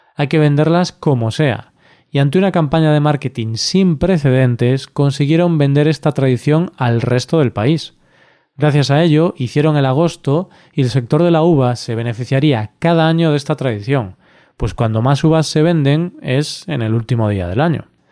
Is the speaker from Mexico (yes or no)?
no; Galicia, Spain; Galicia, mi tierra